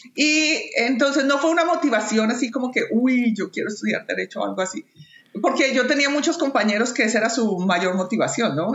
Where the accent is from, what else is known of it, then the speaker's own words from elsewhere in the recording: Bogotá, Colombia; moved away as an adult; also born or lived in Toronto, Canada / Bolivia / Manitoba, Canada; now in Canada; a pesar de haber nacido y crecido en Bogotá